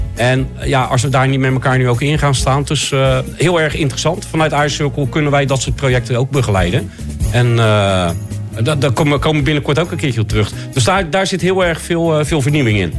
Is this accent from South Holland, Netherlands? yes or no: yes; Rotterdam, South Holland, Netherlands; Ik ben Rotterdammer